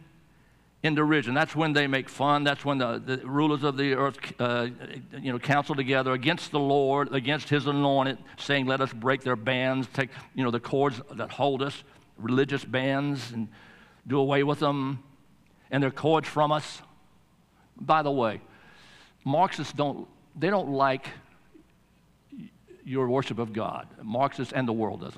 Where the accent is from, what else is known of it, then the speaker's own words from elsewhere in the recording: Estelle, North Carolina, United States; I was born in Estelle, North Carolina